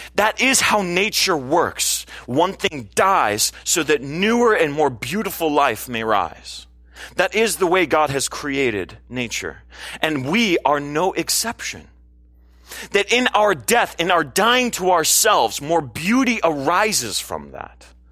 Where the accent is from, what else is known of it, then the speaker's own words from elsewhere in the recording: California, United States; as a Californian